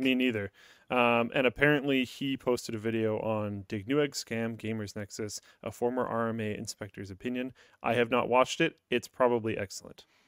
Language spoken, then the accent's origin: English; Canada; As a Canadian